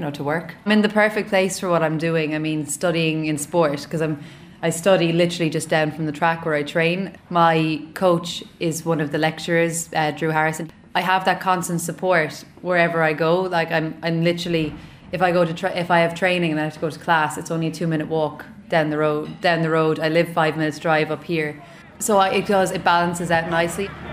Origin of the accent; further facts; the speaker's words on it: Waterford, Ireland; moved away as an adult; also born or lived in Bath; now in Limerick, Ireland; I'm only two hours up the road from where I live in Waterford